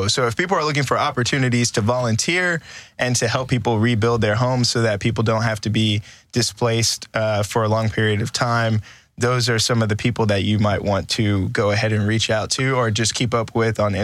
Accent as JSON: {"language": "English", "area": "Cypress-Fairbanks, Houston area", "region": "Texas", "country": "United States", "tie": "born or raised there", "said": "because I grew up in Cyfair."}